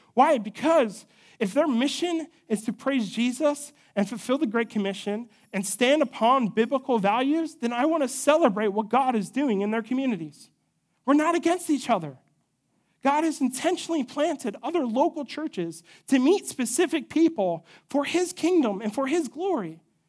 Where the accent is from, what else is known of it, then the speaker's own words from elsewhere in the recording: United States; we as American citizens